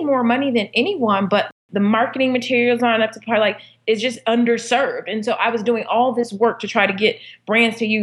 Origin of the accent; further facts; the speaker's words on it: Inglewood, California, United States; I was born and raised in Inglewood, California, not the sexiest part of town